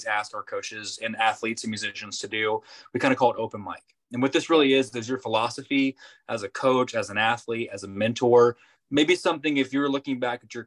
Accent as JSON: {"language": "English", "town": "Norman", "region": "Oklahoma", "country": "United States", "tie": "born or raised there", "said": "we are from Norman, I'm born and raised"}